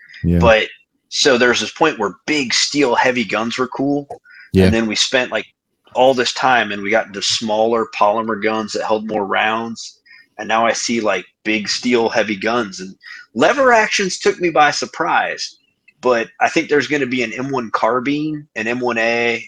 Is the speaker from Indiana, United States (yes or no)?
yes; Fort Wayne, Indiana, United States; moved away; I'm originally from Fort Wayne, Indiana